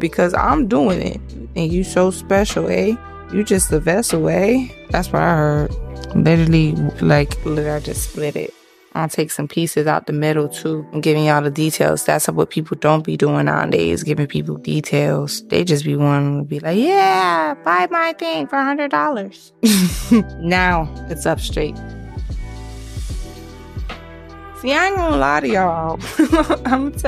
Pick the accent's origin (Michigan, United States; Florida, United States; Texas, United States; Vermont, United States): Florida, United States; Miami; I am from Miami.